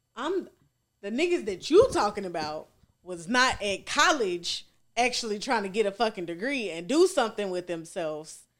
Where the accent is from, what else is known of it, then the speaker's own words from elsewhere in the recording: Goodlettsville, Tennessee, United States; also born or lived in East Nashville; East Nashville. I lived, I grew up in Goodlesville